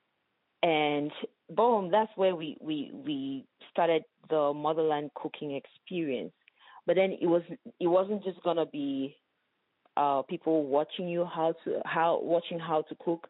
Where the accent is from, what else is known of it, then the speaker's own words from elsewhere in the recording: Bamenda, Northwest Region, Cameroon; moved away as an adult; also born or lived in Kumbo, Cameroon / Germany; now in West Michigan, United States; So that's where I come from. But I grew up in Bamenda, which is the capital of the northwest region